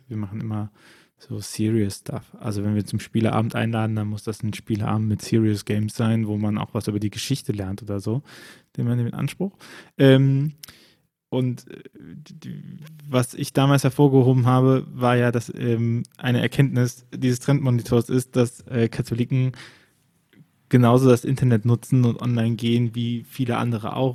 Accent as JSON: {"language": "German", "town": "Bonn", "region": "North Rhine-Westphalia", "country": "Germany", "tie": "born or raised there", "said": "mein Geburtsort im, im rheinischen äh, Bonn"}